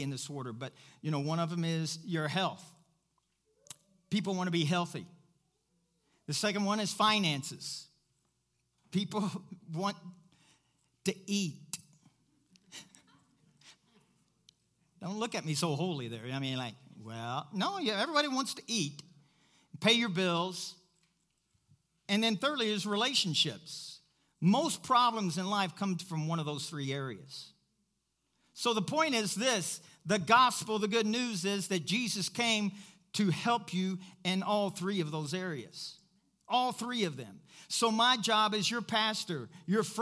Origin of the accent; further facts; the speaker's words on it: Kentucky, United States; I'm from Kentucky.